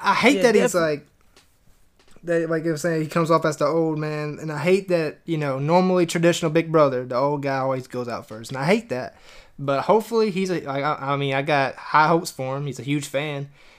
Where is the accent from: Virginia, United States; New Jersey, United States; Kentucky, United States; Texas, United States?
New Jersey, United States; accent: Jersey; My Jersey accent, all my fellow New Jerseyans out there.